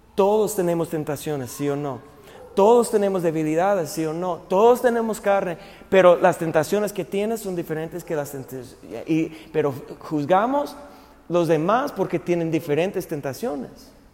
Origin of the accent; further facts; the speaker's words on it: United States; moved away; mi país